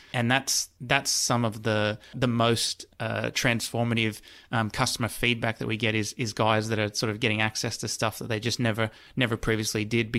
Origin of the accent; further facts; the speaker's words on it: New South Wales, Australia; because I'm originally from the Central West. And so, grew up in a one of the areas that has less choice compared to, you know, a big city.